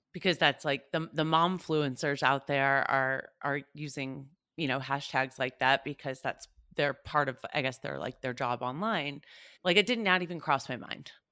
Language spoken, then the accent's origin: English; United States; born or raised there